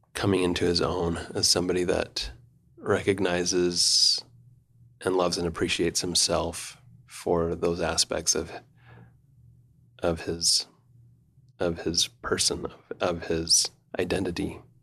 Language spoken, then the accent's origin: English; Provo, Utah, United States; also born or lived in Rome, Italy; I was born in Provo in nineteen seventy-six, fourth of eight children. And, um, the, you know, I just was a Provo boy that didn't travel much